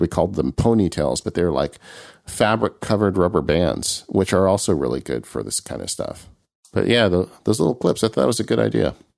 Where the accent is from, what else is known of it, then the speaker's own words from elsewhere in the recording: California, United States; as a Californian